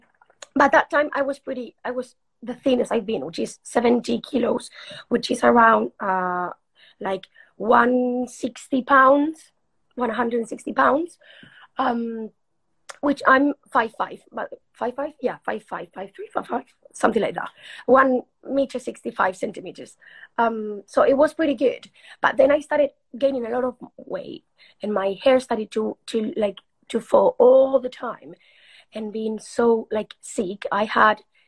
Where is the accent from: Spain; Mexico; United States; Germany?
Spain; English is a second language; moved away as an adult; also born or lived in Uruguay; now in England; I moved to Spain when I was six